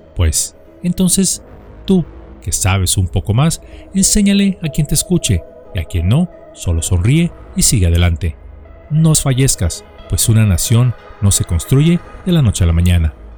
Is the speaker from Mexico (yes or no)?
yes; Mexico; en nuestro país